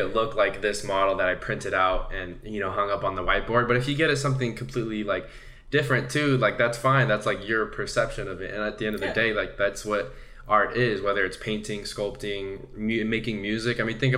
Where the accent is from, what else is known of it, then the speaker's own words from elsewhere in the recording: Santa Ana, California, United States; where I grew up in Santa Ana